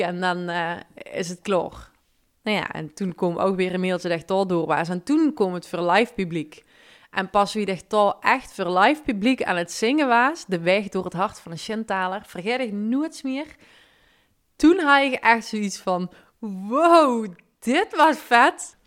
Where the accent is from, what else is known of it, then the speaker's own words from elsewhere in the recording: Limburg, Netherlands; accent: Limburgish; mijn Limburgse accent